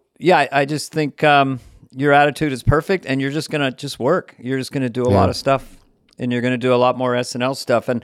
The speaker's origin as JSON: {"language": "English", "area": "Bay Area", "region": "California", "country": "United States", "tie": "born or raised there", "said": "I grew up in the Bay Area."}